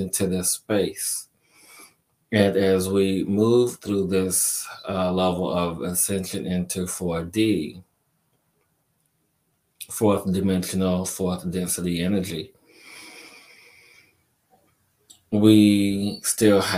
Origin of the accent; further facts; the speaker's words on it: Chicago, Illinois, United States; moved away; also born or lived in New York; me growing up in Chicago and living in New York for a period of time